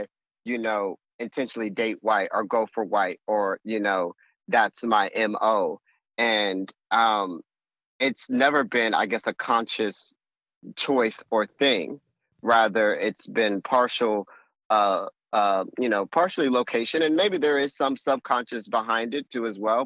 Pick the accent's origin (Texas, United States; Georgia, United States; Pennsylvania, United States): Texas, United States; San Antonio; moved away as an adult; also born or lived in Hawaii; I'm born and raised in San Antonio, Texas